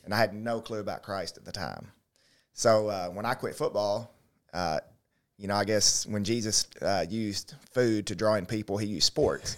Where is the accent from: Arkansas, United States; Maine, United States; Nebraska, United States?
Arkansas, United States; Little Rock; born or raised there; also born or lived in Gillett, Arkansas / DeWitt, Arkansas